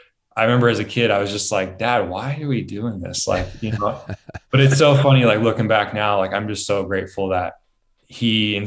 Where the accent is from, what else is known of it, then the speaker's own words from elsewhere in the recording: Central Point, Oregon, United States; also born or lived in Ashland; So I'm from Southern Oregon.